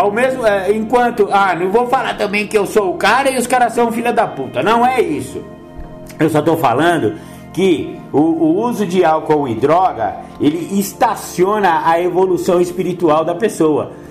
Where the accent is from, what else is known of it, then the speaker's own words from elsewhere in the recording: São Paulo, Brazil; Outra mão eu voltei lá no meu bairro, lá, o bairro onde eu cresci, né? Da minha mãe e tal, São Paulo.